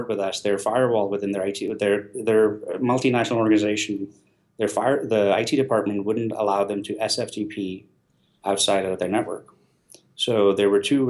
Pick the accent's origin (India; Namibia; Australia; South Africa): India; I'm Indian.